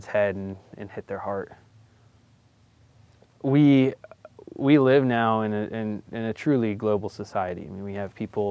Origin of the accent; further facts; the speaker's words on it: Florida, United States; I grew up in Florida, so my backyard wilderness was swamp